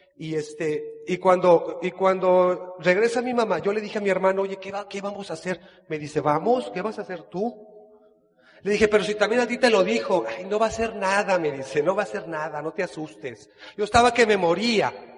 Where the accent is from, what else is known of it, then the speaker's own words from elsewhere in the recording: Guadalajara, Jalisco, Mexico; moved away as an adult; now in Cancún, Mexico; Soy de Guadalajara, Jalisco